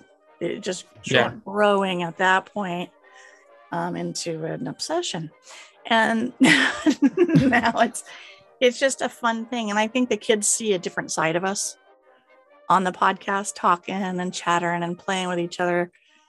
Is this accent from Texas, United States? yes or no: no; Missouri, United States; also born or lived in California; I'm from California to begin with, born there, but I was raised in Missouri.